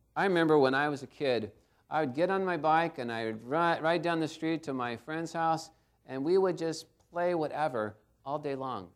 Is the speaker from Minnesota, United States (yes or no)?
no; Garden Grove, California, United States; I grew up in Garden Grove, not too far from here